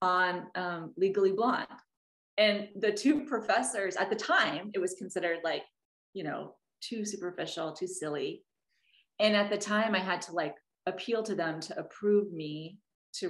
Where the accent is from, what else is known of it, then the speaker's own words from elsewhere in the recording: Oklahoma, United States; also born or lived in Washington, D.C. / Boston; now in New York, United States; I grew up in mostly in Oklahoma